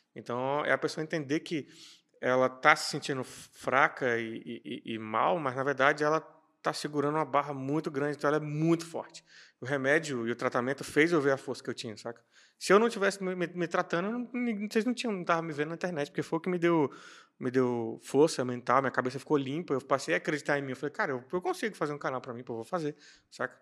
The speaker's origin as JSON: {"language": "Portuguese", "town": "Brasília", "region": "Federal District", "country": "Brazil", "tie": "born or raised there", "said": "eu fui criado em Samambaia-Sul, que é periferia"}